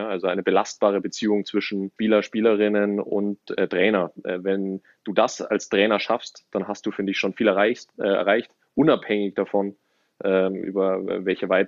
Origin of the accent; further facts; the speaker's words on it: Ismaning, Bavaria, Germany; auch groß geworden in der Nähe von München, in Ismaning.